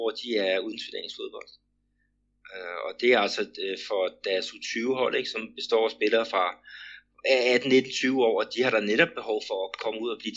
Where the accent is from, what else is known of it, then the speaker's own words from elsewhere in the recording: Denmark; den struktur, vi har øh, hjemme i Danmark